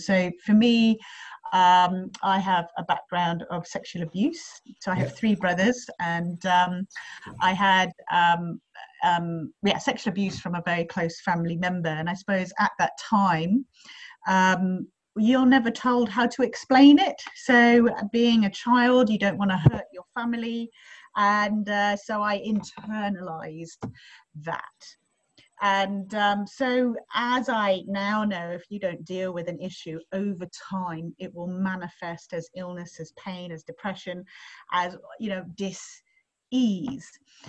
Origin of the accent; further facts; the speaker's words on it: England, United Kingdom; also born or lived in third world countries; now in Australia; So my background is, as you can tell possibly from my voice, I'm not Australian. So I am originally from England, but I had a very interesting upbringing